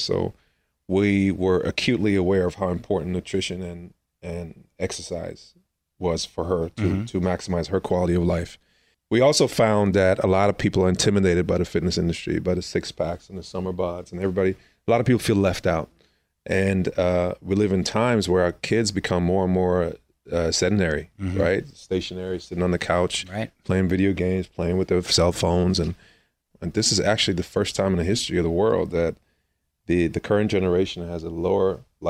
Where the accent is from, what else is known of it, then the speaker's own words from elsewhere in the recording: Germany; moved away as an adult; also born or lived in Austria; I was born and raised in Austria, but raised in Germany.